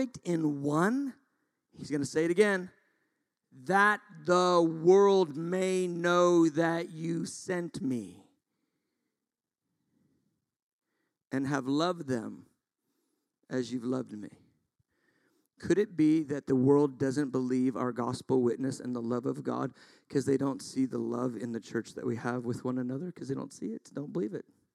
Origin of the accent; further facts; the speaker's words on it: United States; we are so American